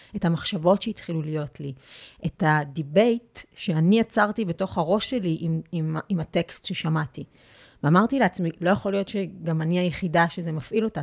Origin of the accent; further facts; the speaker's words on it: Petah Tikva, Central District, Israel; נולדתי בפתח תקווה, ויש לי, הייתה לי ילדות מאושרת